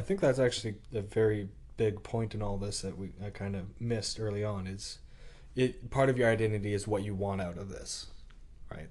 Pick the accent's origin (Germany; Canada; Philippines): Canada; being Canadian